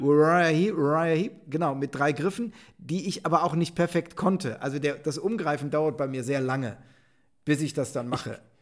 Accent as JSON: {"language": "German", "region": "Rhineland", "country": "Germany", "said": "ich bin Rheinländer"}